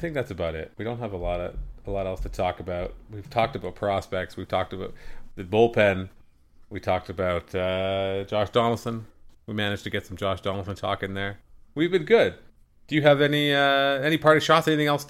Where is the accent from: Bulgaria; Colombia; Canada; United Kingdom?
Canada; Even as a Canadian, you know, a baseball icon in Canada